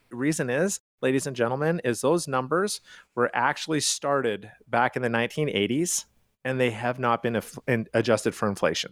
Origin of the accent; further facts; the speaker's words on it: Calgary, Alberta, Canada; moved away as an adult; now in United States; I am from Calgary, Canada